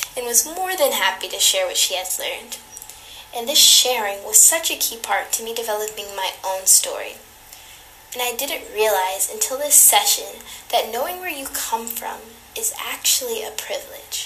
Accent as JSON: {"language": "English", "country": "United States", "tie": "born or raised there", "said": "being both born and raised in America"}